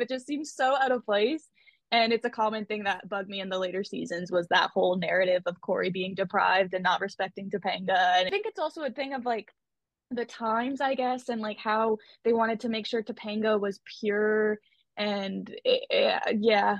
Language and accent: English; Canada; I'm from Canada